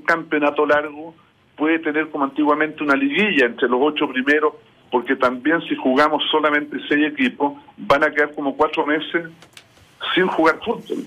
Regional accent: Chile

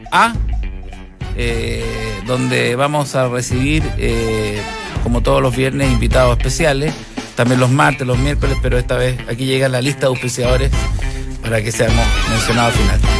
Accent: Pudahuel, Santiago Metropolitan Region, Chile; no, no soy de Cachagua, soy de Pudahuel

